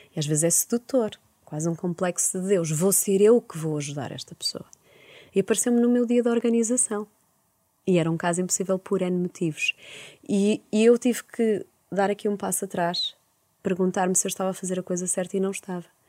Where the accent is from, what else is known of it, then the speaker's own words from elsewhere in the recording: Porto, Norte, Portugal; eu sou de Porto